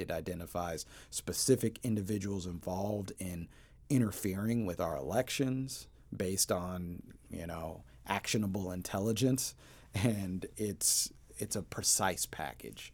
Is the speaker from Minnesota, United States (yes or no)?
no; Portland, Oregon, United States; also born or lived in Denver, Colorado; I grew up initially in Denver and then later in Portland